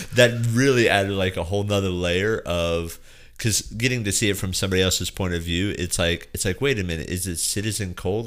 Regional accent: West Texas, United States; growing up in West Texas

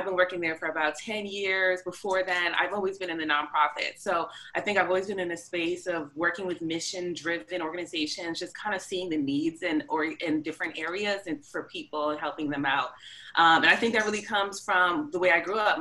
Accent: north of Boston, Massachusetts, United States; I grew up a little bit north of Boston

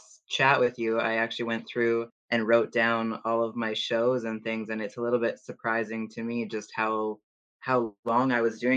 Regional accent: Prince George, British Columbia, Canada; moved away as an adult; I am originally from Prince George

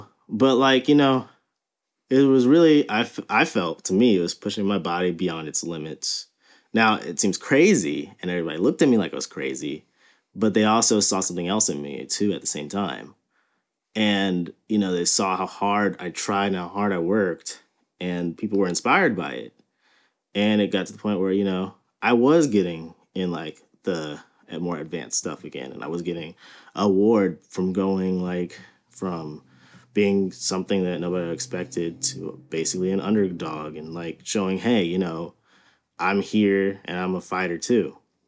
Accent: New Orleans, Louisiana, United States; I was born and raised in New Orleans, Louisiana. And I lived in California for about a year in fourth grade, which is why I don't really have a New Orleans accent.

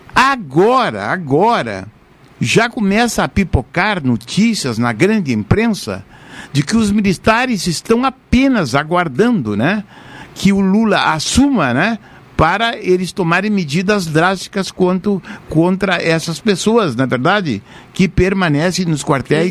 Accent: Brazil; como brasileiro

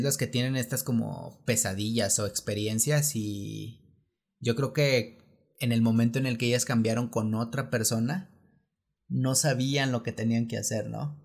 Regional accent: Mexico City, Mexico; nosotros que somos aquí de la Ciudad de México

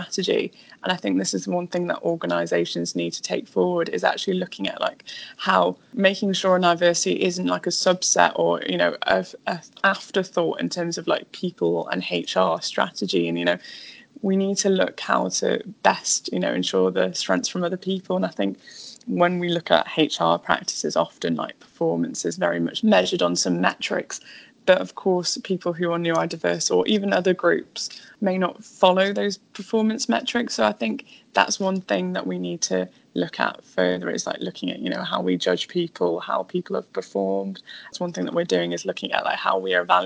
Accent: North Wales, United Kingdom; also born or lived in Spain; I'm from a very small town in North Wales

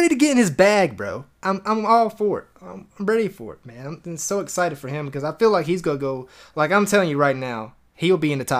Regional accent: New Jersey, United States; accent: Jersey; My Jersey accent, all my fellow New Jerseyans out there.

